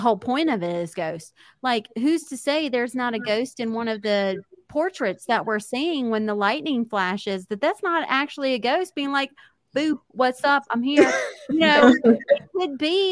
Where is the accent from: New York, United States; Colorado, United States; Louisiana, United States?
Louisiana, United States; we're from Louisiana.